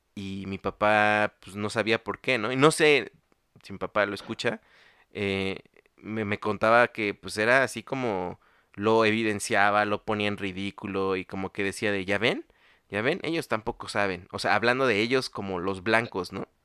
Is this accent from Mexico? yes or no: yes; Mexico; como nosotros le decimos aquí en México